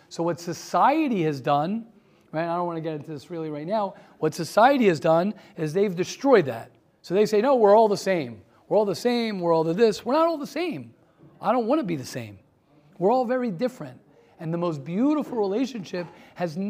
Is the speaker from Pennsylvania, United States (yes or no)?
no; Baltimore, Maryland, United States; I'm from Baltimore